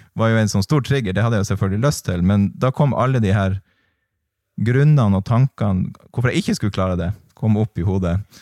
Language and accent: Norwegian; Tromsø, Troms, Norway; also born or lived in England; jeg er oppvokst i Tromsdalen